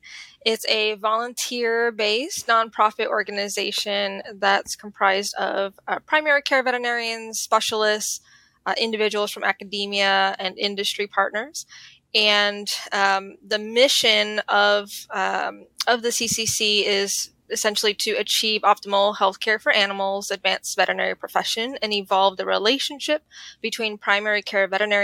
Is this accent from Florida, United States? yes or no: yes; Miami, Florida, United States; also born or lived in Illinois; So I am from Miami, Florida, originally.